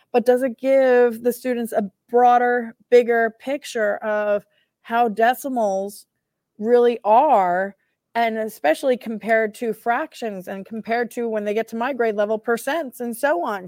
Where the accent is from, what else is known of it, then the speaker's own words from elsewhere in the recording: United Kingdom; I'm British